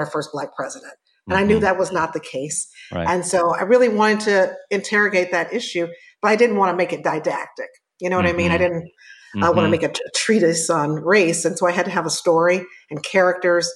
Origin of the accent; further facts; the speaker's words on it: Chicago, Illinois, United States; from the South Side of Chicago, born and raised.